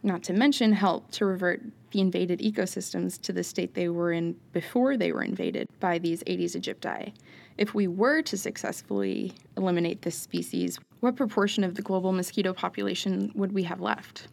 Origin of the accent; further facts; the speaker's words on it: New York, United States; growing up in New York